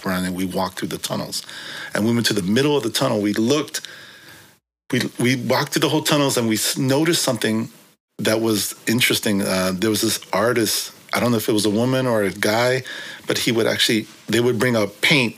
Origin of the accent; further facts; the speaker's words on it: San Francisco, California, United States; first language Korean; English is a second language; also born or lived in New York City / Brooklyn / Korea; I'm from San Francisco